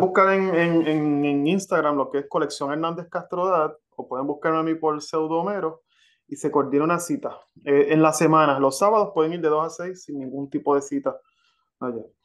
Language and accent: Spanish; Carolina, Puerto Rico; moved away as an adult; now in Florida, United States; yo soy de Carolina, Puerto Rico. Ok. Y a, mis, y a mis 41 años me mudé a, Florida